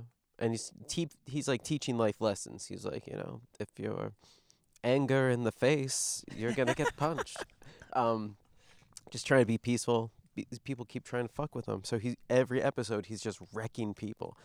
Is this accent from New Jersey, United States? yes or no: yes; New Jersey, United States; I grew up in Jersey